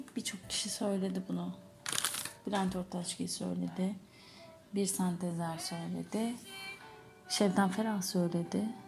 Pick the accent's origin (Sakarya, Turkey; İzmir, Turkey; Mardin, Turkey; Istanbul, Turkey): İzmir, Turkey; moved away; İzmirliyim ben.